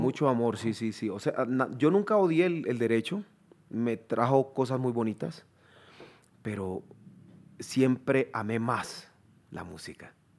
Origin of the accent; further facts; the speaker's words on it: Chocó, Colombia; moved away as an adult; also born or lived in Quibdó / Bogotá / Cali / New York; Yo soy del Chocó